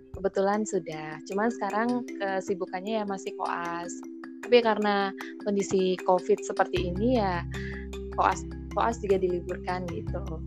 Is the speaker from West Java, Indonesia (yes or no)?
no; Denpasar, Bali, Indonesia; moved away as an adult; also born or lived in Semarang; asalku dari Bali.